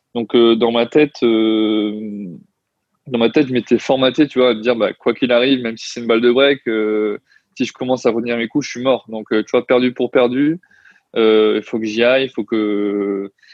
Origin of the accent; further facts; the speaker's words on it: Toulon, Provence-Alpes-Côte d'Azur, France; je viens de Toulon à la base